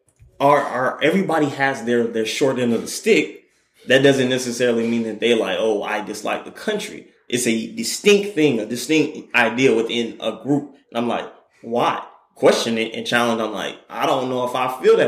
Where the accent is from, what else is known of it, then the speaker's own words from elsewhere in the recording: Douglasville, Georgia, United States; I am proud of my county where I grew up in. I grew up in Miami. I grew up in Pawnee County. I grew up in Douglasville